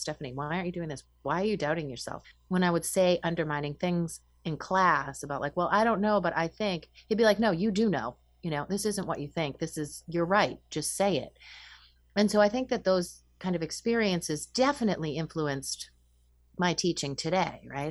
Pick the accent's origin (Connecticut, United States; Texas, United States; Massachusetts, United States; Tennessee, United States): Massachusetts, United States; Winchester; I grew up in Winchester, Massachusetts